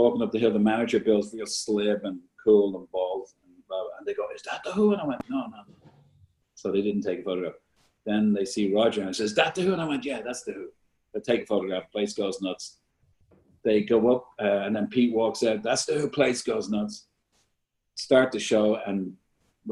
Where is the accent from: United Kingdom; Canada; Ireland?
Ireland; all of us Irish